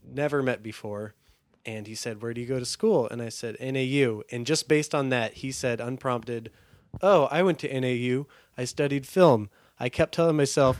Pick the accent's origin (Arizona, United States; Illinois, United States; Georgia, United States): Arizona, United States; Phoenix; I grew up in Phoenix.